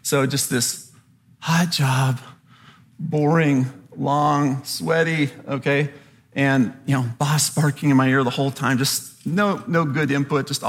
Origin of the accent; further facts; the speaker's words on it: Southern California, United States; I grew up in Southern California